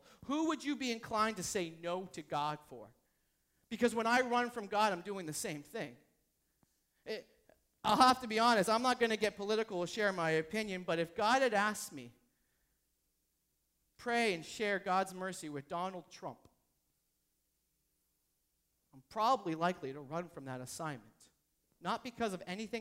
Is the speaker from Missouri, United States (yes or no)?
no; New Hampshire, United States; I'm from New Hampshire.